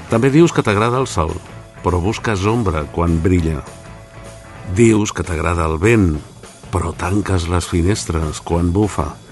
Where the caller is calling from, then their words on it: Vilafranca del Penedès, Catalonia, Spain; de Vilafranca del Penedès.